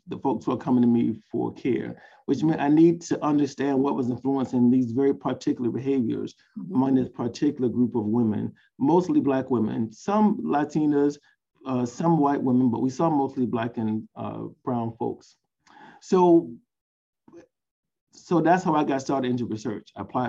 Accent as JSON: {"language": "English", "town": "Savannah", "region": "Georgia", "country": "United States", "tie": "born or raised there", "said": "I'm a Southerner. I'm from Savannah, Georgia."}